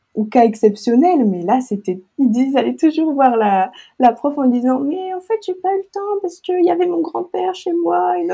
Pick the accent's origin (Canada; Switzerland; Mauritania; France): France; Lille, Hauts-de-France; moved away as an adult; also born or lived in Arequipa; now in La Ciotat, France; je viens de Lille et j'habite à La Ciotat